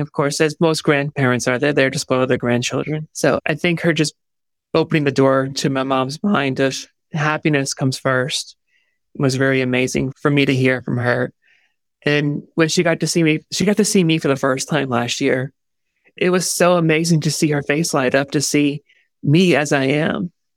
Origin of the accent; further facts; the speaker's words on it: New York, United States; I am from New York